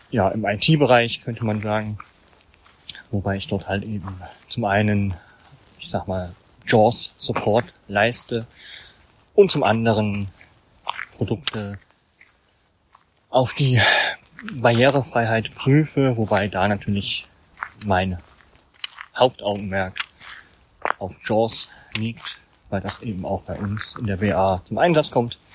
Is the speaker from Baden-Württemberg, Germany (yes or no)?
no; Thuringia, Germany; born there; Baujahr 1981, geboren in Thüringen. Ja, als ja in einer etwas größeren Familie.